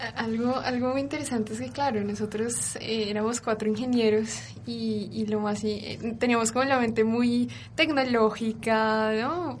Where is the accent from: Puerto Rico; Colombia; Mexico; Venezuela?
Colombia; yo soy colombiana